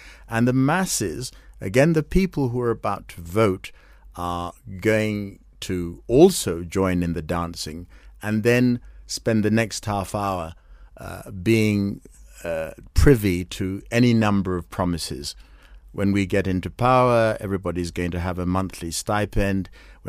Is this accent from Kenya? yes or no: yes; Kenya; here I am, I'm a Kenyan